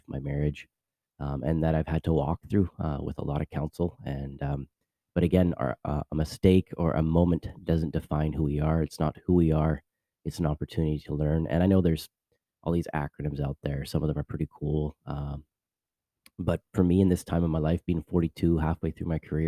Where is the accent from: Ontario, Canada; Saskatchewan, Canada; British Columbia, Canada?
British Columbia, Canada; Vancouver; moved away as an adult; now in Orlando, United States; I'm actually originally from Vancouver, Canada. I live now here in Lake Nona, which is a part of Orlando, Florida